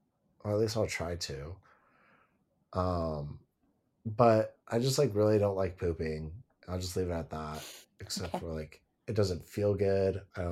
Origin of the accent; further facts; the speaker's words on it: California, United States; growing up in Southern California, I would just like wanted minimal clothes